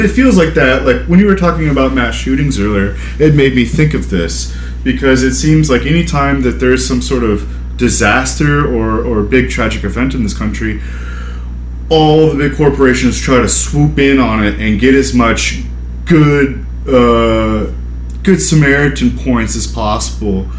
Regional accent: United States; I'm an American

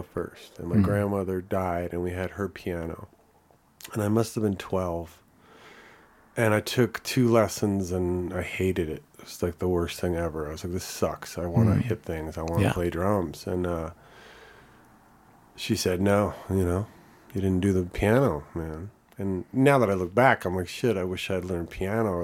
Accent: New Jersey, United States; now in Boulder, United States; I grew up in New Jersey

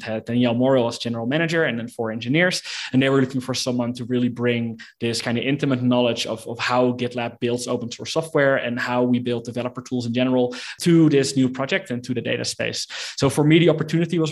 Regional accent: Netherlands; moved away as an adult; now in Mexico City, Mexico; I'm from the Netherlands, but I live in Mexico City right now

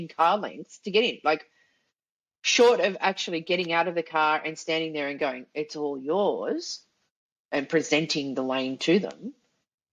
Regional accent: Sydney, New South Wales, Australia; I was from Sydney

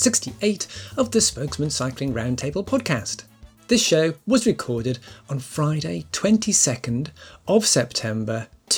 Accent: Newcastle upon Tyne, North East England, United Kingdom; he hails from my home city of Newcastle-upon-Tyne in the northeast of England.

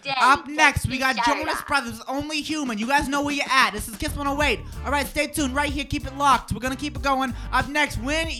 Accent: Boston, Massachusetts, United States; accent: Boston; I had Boston. To, in what I do, I had to legitimately take classes to work on my accent

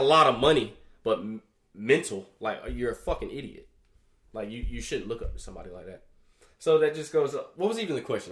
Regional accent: Alabama, United States; now in Jacksonville, United States; I was born here, but I was I was raised in Alabama

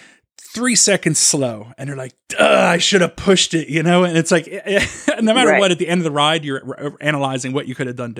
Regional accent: Philadelphia, Pennsylvania, United States; I'm from Philadelphia.

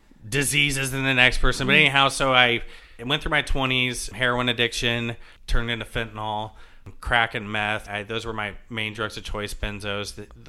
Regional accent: Jacksonville, Florida, United States; also born or lived in Savannah, Georgia; now in New Jersey, United States; I'm from Jacksonville, Florida, and Savannah, Georgia. Mm-hmm. I say from, like I said, I moved so much as a kid

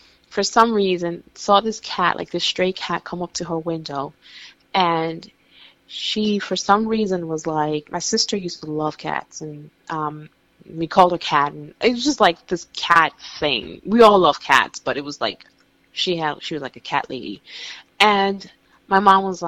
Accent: New York, United States; as a New Yorker

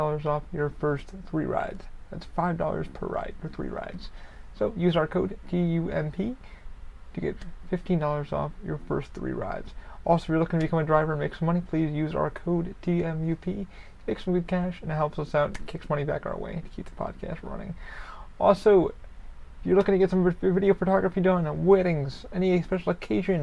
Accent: New York, United States; now in Orlando, United States; Being a New Yorker

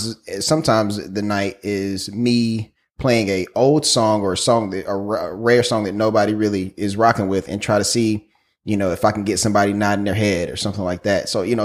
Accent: South Carolina, United States; I am from South Carolina

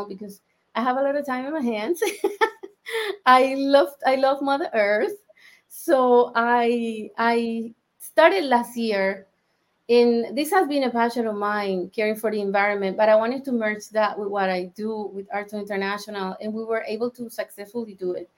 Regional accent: Colombia; moved away; I am originally from Colombia.

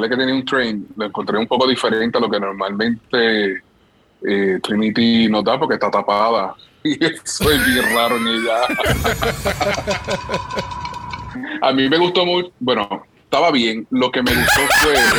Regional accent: Puerto Rico; nosotros como puertorriqueños y como caribeños

